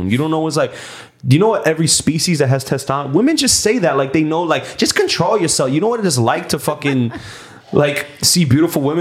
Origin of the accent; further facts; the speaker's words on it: New York, United States; Puerto Rican. I'm from New York.